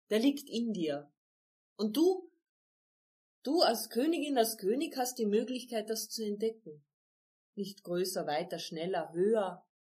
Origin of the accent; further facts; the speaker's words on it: Carinthia, Austria; Bei uns in Kärnten sagen wir, beim Reden kommen die Leid zusammen.